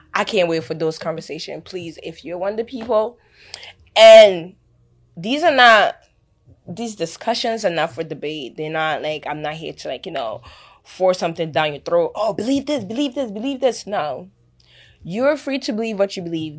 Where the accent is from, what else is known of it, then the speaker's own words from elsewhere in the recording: Ghana; I'm from Africa. Ghana, to be precise.